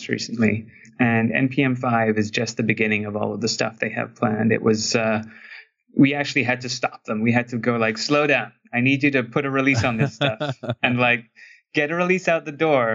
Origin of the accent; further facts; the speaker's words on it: Trinidad & Tobago; I grew up in Trinidad, which is, you know, it's an island in the Caribbean